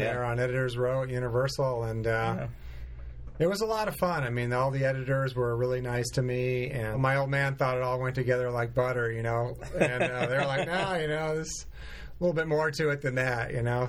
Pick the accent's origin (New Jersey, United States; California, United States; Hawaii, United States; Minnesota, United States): California, United States; Los Angeles; also born or lived in Burbank; I grew up in the Hollywood Hills, was born in Burbank. L.A. native, one of the few and the proud.